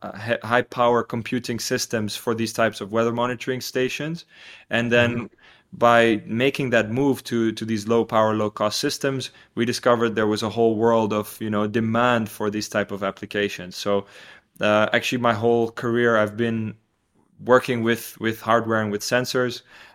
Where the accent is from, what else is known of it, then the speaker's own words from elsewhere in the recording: Tanzania; now in Hilversum, Netherlands; So I think what definitely shaped me the most is growing up in Tanzania in East Africa.